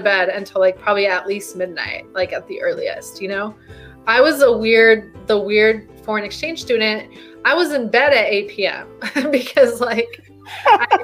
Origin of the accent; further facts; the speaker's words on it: Mexico; now in United States; I'm Mexican, right? I was born in Mexico and I immigrated to the US.